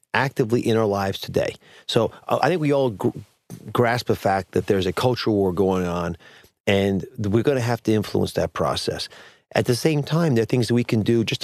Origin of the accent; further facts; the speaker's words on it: Wilmington, Delaware, United States; I grew up in Wilmington, Delaware